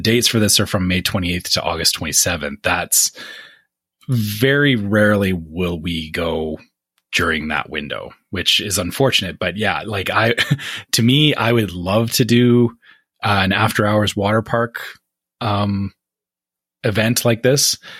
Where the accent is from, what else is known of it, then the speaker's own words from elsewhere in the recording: Canada; me being Canadian